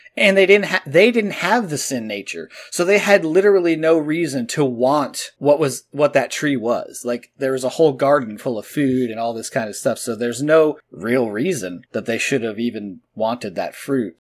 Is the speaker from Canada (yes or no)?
no; Edison, New Jersey, United States; But I was born in Edison, New Jersey, which granted is kind of like the armpit of the country anyway, but still, there's a lot of Christians there.